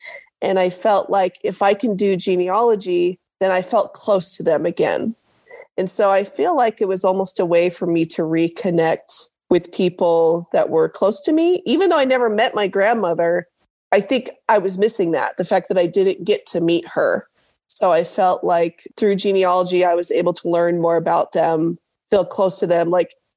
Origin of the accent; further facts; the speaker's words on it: Orange County, Southern California, United States; moved away as an adult; also born or lived in Utah; now in Dallas, United States; I grew up in Southern California in Orange County area